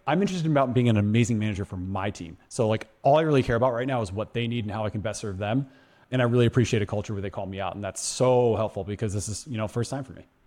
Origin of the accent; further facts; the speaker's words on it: Madison, Wisconsin, United States; now in Phoenix, United States; I'm from Madison, Wisconsin.